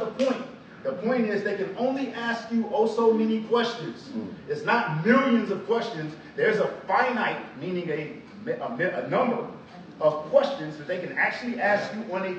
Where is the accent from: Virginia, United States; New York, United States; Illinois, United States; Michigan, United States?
Illinois, United States; Chicago; I'm from Southside Chicago, single mama, welfare, all of these things